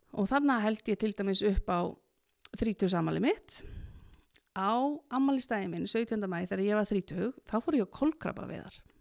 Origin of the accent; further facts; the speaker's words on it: Akureyri, Northeastern Region, Iceland; ég er akureyningur og er alin upp í skarst í 40D